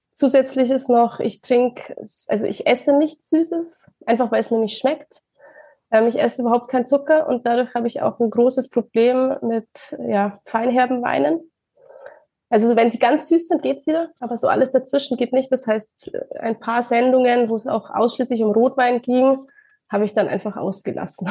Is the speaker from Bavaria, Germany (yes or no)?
yes; Ingolstadt, Bavaria, Germany; ich komme aus Bayern, aus der schönen Ingolstadt